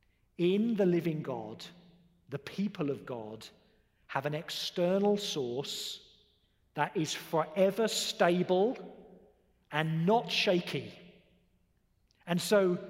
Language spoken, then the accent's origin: English; United Kingdom; I'm a Brit.